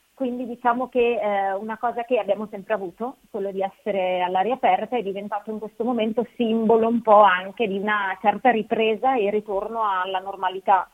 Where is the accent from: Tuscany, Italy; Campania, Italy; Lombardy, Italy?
Lombardy, Italy; Milan; anche io sono di Milano